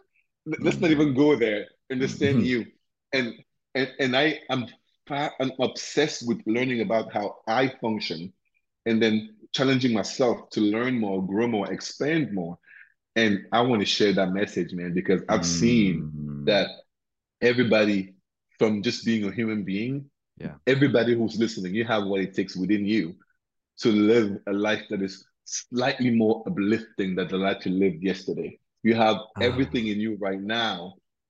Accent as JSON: {"language": "English", "country": "Cameroon", "also_born_or_lived": "Addis Ababa, Ethiopia / Lagos, Nigeria / Cotonou, Benin / Accra, Ghana", "moved": "yes", "lives_now": "United States", "said": "I'm from Cameroon originally, right? So in West Africa"}